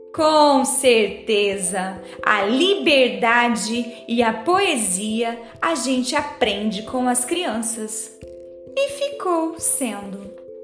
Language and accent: Portuguese; Dourados, Mato Grosso do Sul, Brazil; Sou aqui de Dourados, no Mato Grosso do Sul.